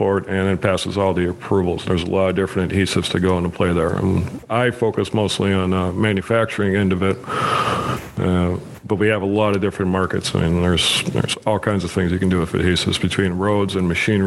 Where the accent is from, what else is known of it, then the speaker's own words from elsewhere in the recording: St. Paul, Minnesota, United States; also born or lived in Fort Benning, Georgia; I grew up in Eastside, St. Paul.